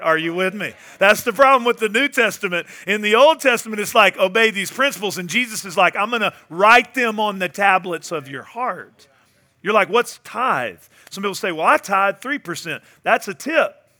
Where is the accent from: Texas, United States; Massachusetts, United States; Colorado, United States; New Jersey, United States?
Texas, United States; Northeast; moved away; I went back home to my hometown. I grew up in Northeast Texas.